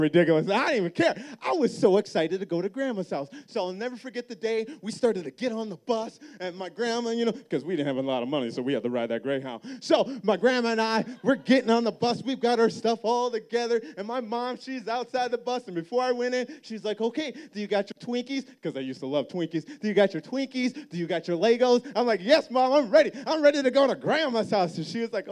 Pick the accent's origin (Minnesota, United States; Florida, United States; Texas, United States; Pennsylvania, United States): Minnesota, United States; I grew up in Minnesota